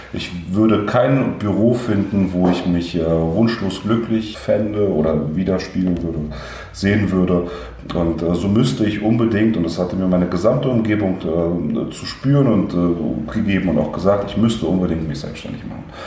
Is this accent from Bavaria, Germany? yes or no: no; Berlin, Germany; also born or lived in Leningrad, Russia; bin in Westberlin ähm, aufgewachsen